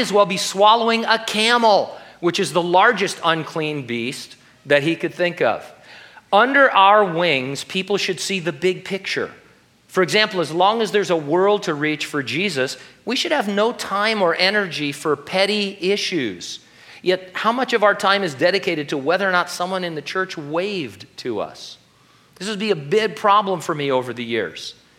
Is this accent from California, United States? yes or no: yes; California, United States; I was the kid from California